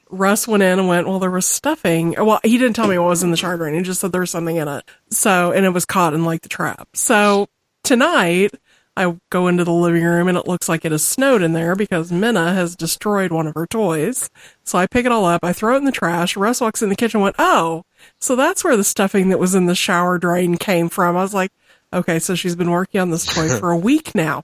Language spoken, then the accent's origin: English; Missouri, United States; I'm from Missouri, you have to excuse me.